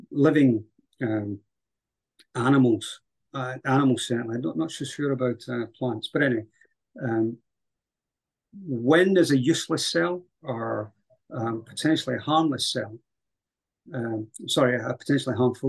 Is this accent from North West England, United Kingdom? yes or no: no; Scotland, United Kingdom; also born or lived in Highlands, Scotland / Central Belt, Scotland; my country